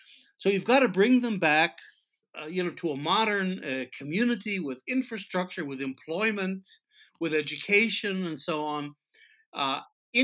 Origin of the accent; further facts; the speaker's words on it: United States; now in Israel; I came from the United States. I wasn't born here